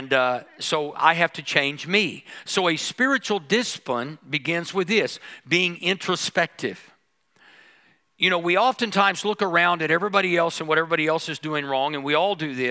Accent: United States; being American

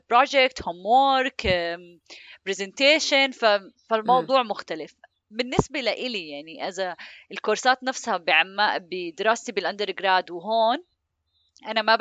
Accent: Amman, Amman Governorate, Jordan; moved away; لاني أنا جيت من عمان لهون فكان يعني هاي كلياتها بت... وكيف تعيش لحالك وكيف تنظم أمورك وكيف تفهم نظام الحياة هون

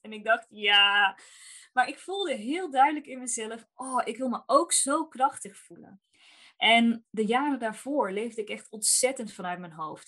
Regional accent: North Brabant, Netherlands; Ik kom uit Brabant

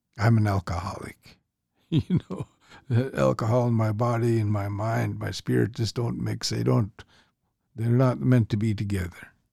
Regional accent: St'at'imc, British Columbia, Canada; I'm Statliam, so I'm with the Statliam people

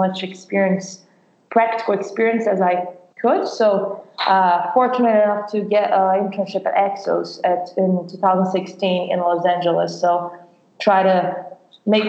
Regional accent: Brazil; English is a second language; moved away as an adult; also born or lived in Ohio, United States; now in United States; I'm from Brazil originally, so I played professional soccer in Brazil and played high school over there

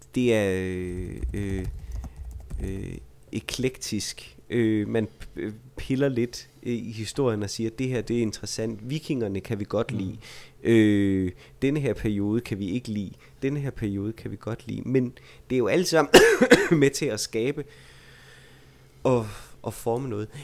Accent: Vejle, Southern Denmark, Denmark; jeg er fra Vejle

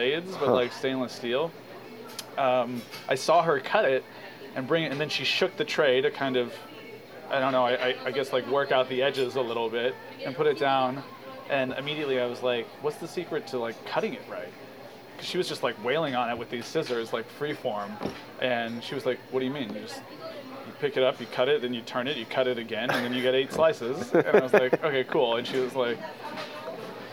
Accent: California, United States; I'm from California

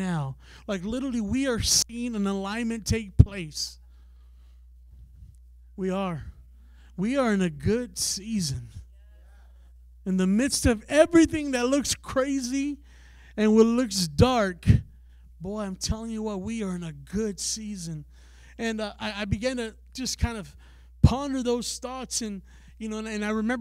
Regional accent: San Antonio, Texas, United States; now in Ohio, United States; we're from San Antonio, Texas, originally, you know, so we come all the way to Ohio

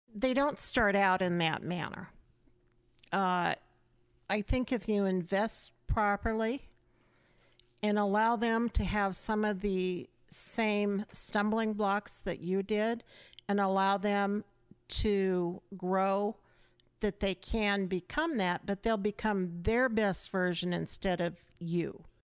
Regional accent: Auburn, Nebraska, United States; in my hometown

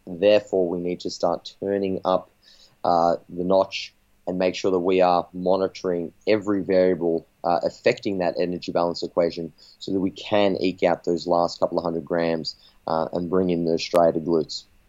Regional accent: Australia; I'm a coach from Australia

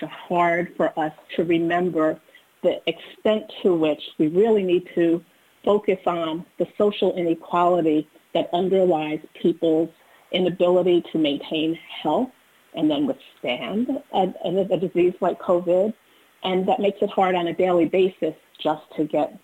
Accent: New Rochelle, New York, United States; I grew up in New Rochelle, New York

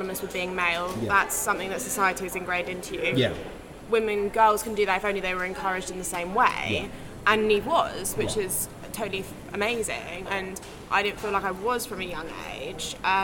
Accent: London, United Kingdom; I grew up in London

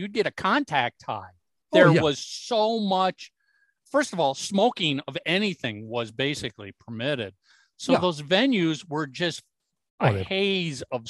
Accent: Minneapolis, Minnesota, United States; moved away; I grew up in Minneapolis, have since moved away

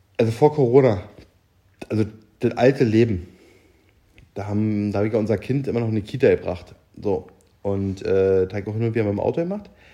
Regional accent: East Germany, Germany

